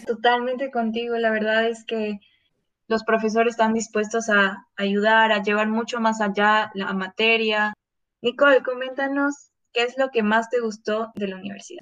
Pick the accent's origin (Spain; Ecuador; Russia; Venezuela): Ecuador; Quito, Pichincha; moved away; soy de Quito, no conocía a nadie de personas